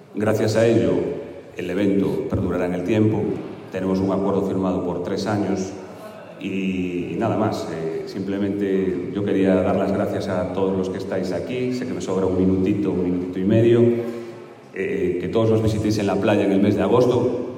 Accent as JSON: {"language": "Spanish", "region": "Galicia", "country": "Spain", "said": "dentro de Galicia pues capta muy bien lo que somos los gallegos"}